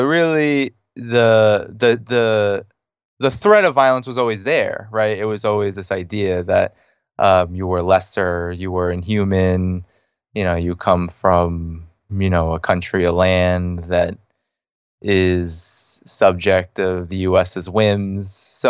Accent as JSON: {"language": "English", "town": "Boston", "region": "Massachusetts", "country": "United States", "tie": "born or raised there", "said": "Yeah, I grew up in the Boston area, actually."}